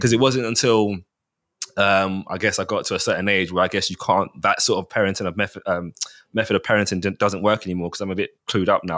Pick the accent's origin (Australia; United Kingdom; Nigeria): United Kingdom; Mitcham, London; born and bred, raised in Mitcham.